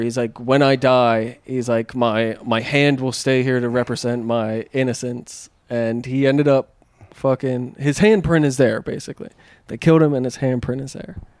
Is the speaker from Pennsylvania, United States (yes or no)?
yes; Pennsylvania, United States; now in California, United States; growing up in Pennsylvania